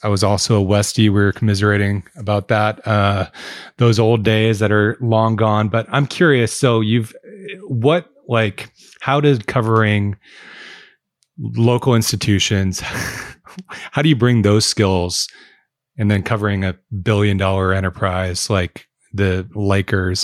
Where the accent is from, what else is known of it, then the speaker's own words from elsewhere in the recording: Oregon, United States; as a Oregonian, I grew up in Bedford.